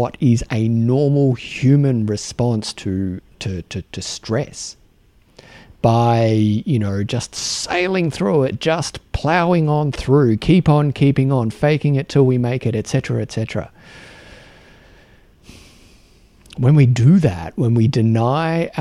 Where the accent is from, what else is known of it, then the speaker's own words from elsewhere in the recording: Australia; accent: Australian; my Australian accent